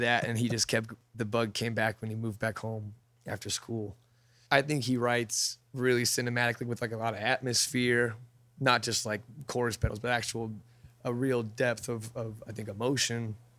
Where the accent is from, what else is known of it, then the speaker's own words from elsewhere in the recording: Whittier, California, United States; also born or lived in Yorba Linda, California; I was born in Whittier and grew up there until around middle school, high school, and then I moved to Orange County. Yorba Linda is like a North Orange County little suburb.